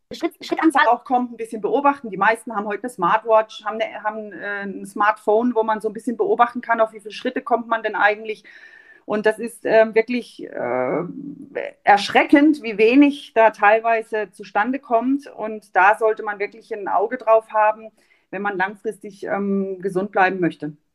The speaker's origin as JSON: {"language": "German", "town": "Mahlberg", "region": "Baden-Württemberg", "country": "Germany", "tie": "born or raised there", "also_born_or_lived": "Offenburg", "said": "ich bin in Malberg groß geworden"}